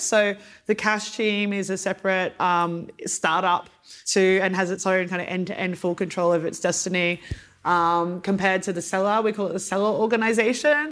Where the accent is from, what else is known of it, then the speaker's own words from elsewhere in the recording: Australia; moved away as an adult; also born or lived in Luxembourg; growing up in Australia